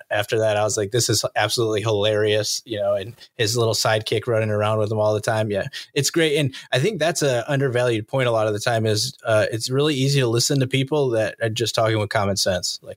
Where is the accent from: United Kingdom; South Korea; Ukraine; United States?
United States; Fillmore, New York; moved away as an adult; I grew up in Fillmore.